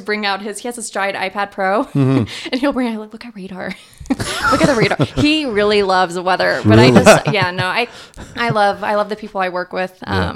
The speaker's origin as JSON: {"language": "English", "country": "Iran", "said": "And then if you Google my name, it says … Indian? No, I'm Iranian."}